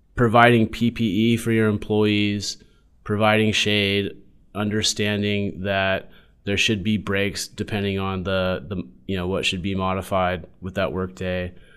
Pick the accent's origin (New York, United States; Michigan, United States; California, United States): California, United States; San Diego; was born and raised in San Diego